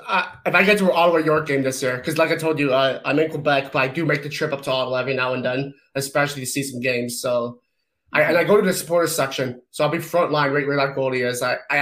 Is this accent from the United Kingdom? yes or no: yes; England, United Kingdom; So, I mean, I'm also English, so pens in my history is just not a good thing.